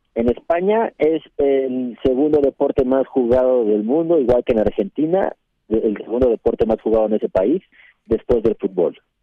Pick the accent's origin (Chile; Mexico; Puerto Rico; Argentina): Mexico